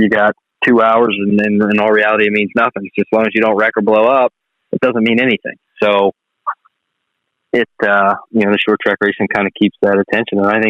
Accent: Shenango Township, Pennsylvania, United States; also born or lived in Ellwood City, Pennsylvania; I'm from Elwood City, grew up in Shenango Township

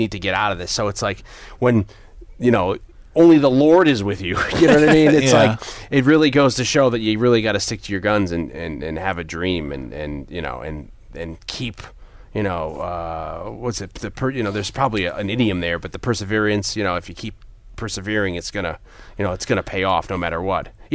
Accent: Northeast, United States; growing up in the Northeast in those kind of towns, the factory towns

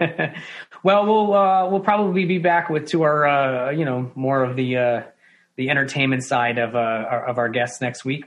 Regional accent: New York, United States; as a New Yorker

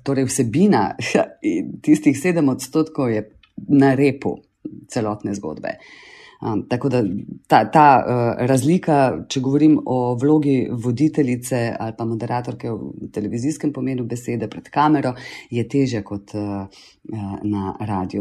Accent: Celje, Savinja, Slovenia; moved away as an adult; also born or lived in Ljubljana; now in Laško, Slovenia; jaz sem v bistvu celjanka, rojena v celju

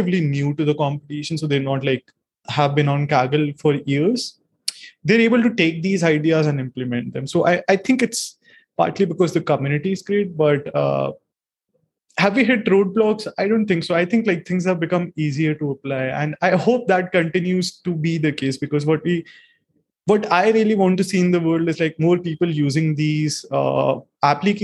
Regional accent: India; I'm from India.

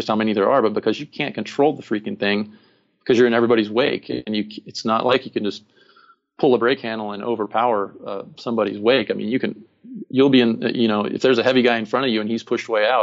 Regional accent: Phoenix, Arizona, United States; I'm from Phoenix.

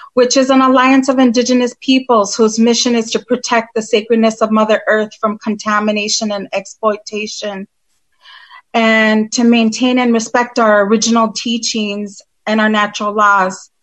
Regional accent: United States; I'm Turtle Clan from the Oneida Nation

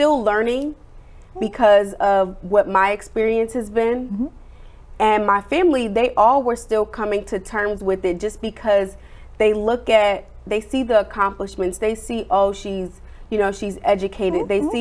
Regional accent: New Jersey, United States; moved away; I'm originally from New Jersey

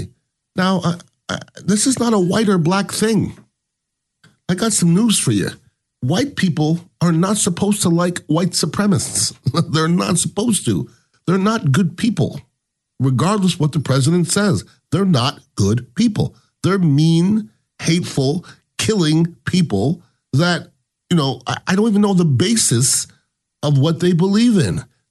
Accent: United States; I am American

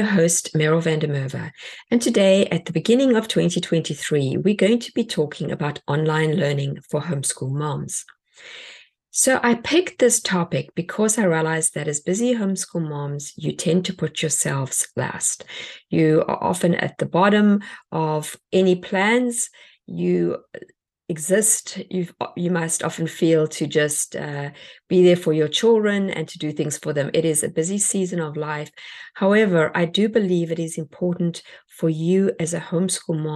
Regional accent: South Africa; now in United States; I come from South Africa

